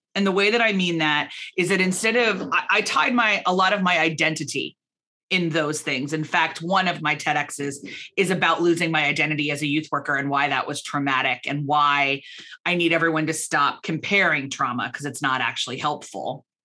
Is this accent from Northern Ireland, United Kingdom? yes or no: yes; Belfast, Northern Ireland, United Kingdom; moved away as an adult; now in Philadelphia, United States; But we emigrated from Northern Ireland to Philadelphia, from Belfast to Philadelphia, and I took a position in my family company.